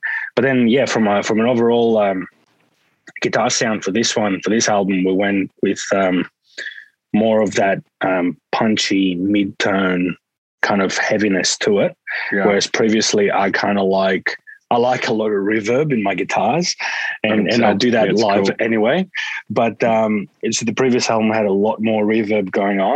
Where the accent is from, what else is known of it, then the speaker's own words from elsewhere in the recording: Greece; now in Australia; growing up in Greece